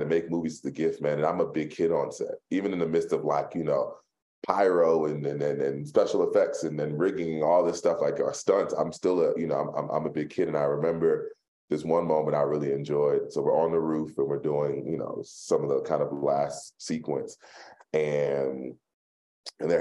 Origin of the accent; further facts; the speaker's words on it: Philadelphia, Pennsylvania, United States; I'm from Philly